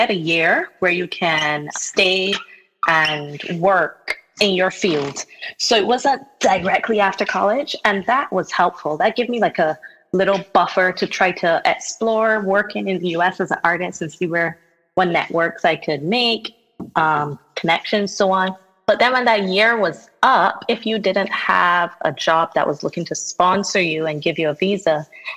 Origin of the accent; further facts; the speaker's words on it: Barbados; also born or lived in New York; I was born in Barbados. I was raised there. I left for college, but I currently live and work there full-time as an artist